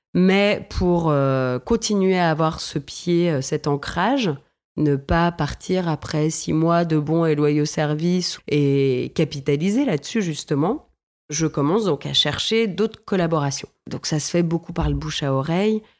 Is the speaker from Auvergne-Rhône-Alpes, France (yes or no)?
yes; Villefranche-sur-Saône, Auvergne-Rhône-Alpes, France; j'ai grandi dans le Beaujolais, dans une ville qui s'appelle Villefranche-sur-Saône, juste avant Lyon